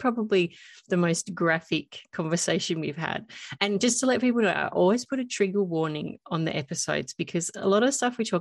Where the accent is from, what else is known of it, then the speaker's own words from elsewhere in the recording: Australia; I am Australian, it's M-U-M, mum